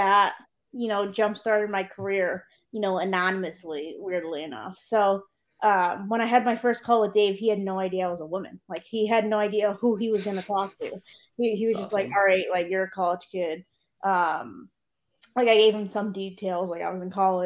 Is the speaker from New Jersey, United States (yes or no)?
no; Connecticut, United States; I'm from Connecticut